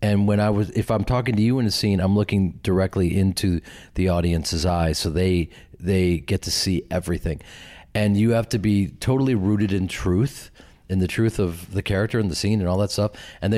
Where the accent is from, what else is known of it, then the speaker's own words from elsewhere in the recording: Midwest, United States; because I'm from the Midwest, I'm from this acting family and an acting community